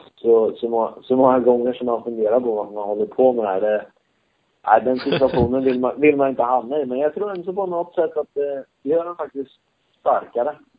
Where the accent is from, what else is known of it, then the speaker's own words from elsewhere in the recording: Sweden; now in Spain; när jag var på USM-nivå hemma i Sverige